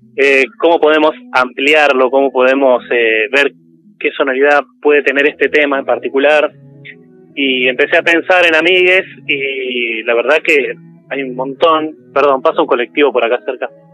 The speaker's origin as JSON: {"language": "Spanish", "town": "San Carlos de Bariloche", "region": "Río Negro", "country": "Argentina", "tie": "born or raised there", "also_born_or_lived": "Quilmes", "moved": "as an adult", "lives_now": "La Plata, Argentina", "said": "me crié más que nada en Bariloche"}